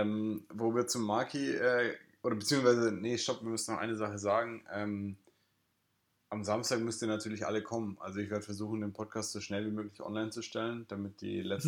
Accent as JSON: {"language": "German", "town": "Ingolstadt", "region": "Bavaria", "country": "Germany", "moved": "yes", "lives_now": "Lisbon, Portugal", "said": "woher kommst du? Und dann sage ich ja Ingolstadt"}